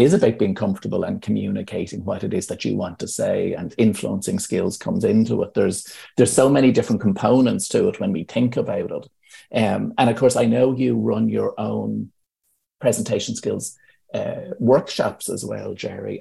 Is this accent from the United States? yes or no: no; Ireland; as Irish people